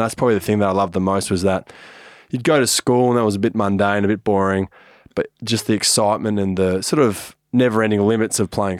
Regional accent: Adelaide, South Australia, Australia; also born or lived in Canberra; And then when we moved to Adelaide, my sisters stayed in the eastern

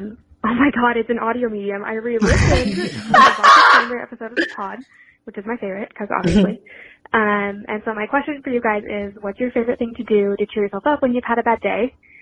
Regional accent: Salt Lake City, Utah, United States; now in Malden, United States; calling. I'm from Salt Lake City, but I am currently calling from Waldy, Mass.

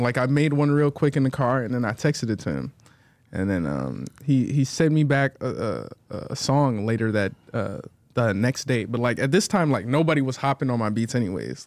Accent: Atlanta, Georgia, United States; I'm from Atlanta, Atlanta, Georgia, for sure. four oh four

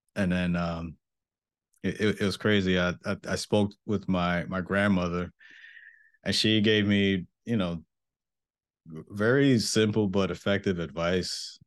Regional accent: Mount Vernon, New York, United States; moved away as an adult; I am from Mount Vernon, New York

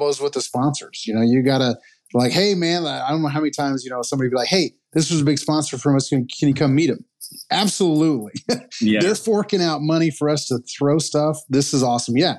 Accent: Missouri, United States; I'm from Missouri, live in Missouri

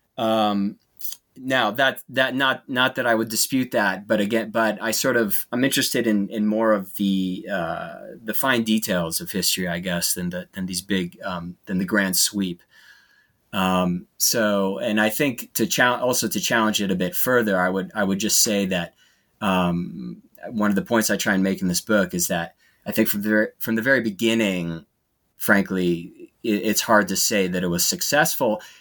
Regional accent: United States; as an American

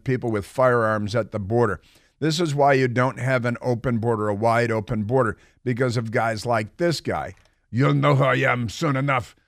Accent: Chicago, Illinois, United States; I'm from Chicago.

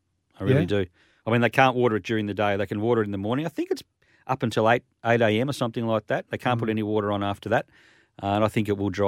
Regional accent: Victoria, Australia; But I was from Victoria, so it was still hot.

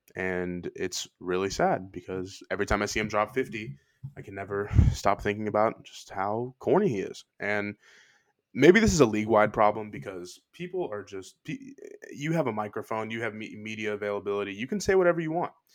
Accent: Houston, Texas, United States; I'm born and raised in Houston

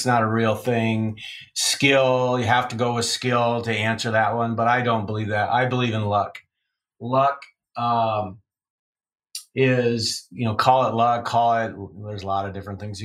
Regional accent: Iowa, United States; I'm from Iowa

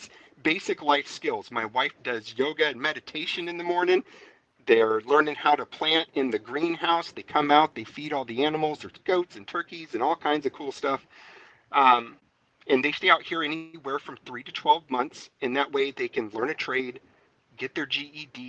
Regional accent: San Diego, California, United States; also born or lived in Pensacola, Florida; now in Alabama, United States; I was born in San Diego

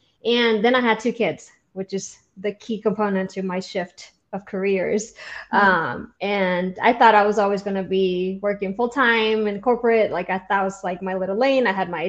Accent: Honduras; now in Georgia, United States; And I'm originally from Honduras, but I've been in Georgia for like half my life.

